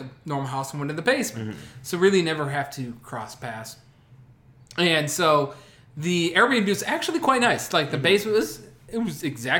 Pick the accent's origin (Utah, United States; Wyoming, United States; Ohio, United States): Ohio, United States; Cleveland; we're from Cleveland. Cleveland's a very diverse city.